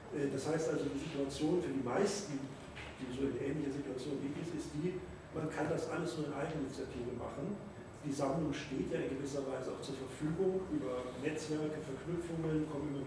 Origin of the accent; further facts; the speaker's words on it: Hamburg, Germany; Ja, ich komme aus Hamburg.